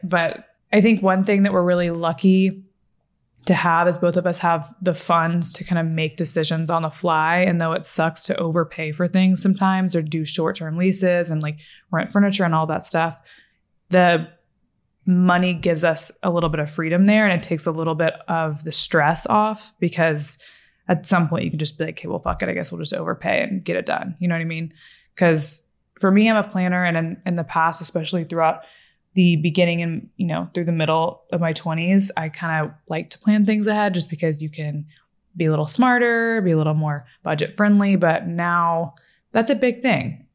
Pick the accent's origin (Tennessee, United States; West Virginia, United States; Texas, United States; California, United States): Texas, United States; Fort Worth; also born or lived in Florida / Los Angeles; now in Dallas, United States; I'm from Fort Worth, Texas. pretty much. That's where I say I'm from, at least.